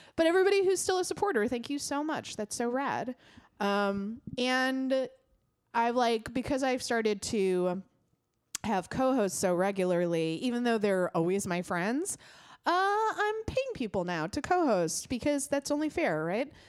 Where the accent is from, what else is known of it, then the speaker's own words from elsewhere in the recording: United States; as an American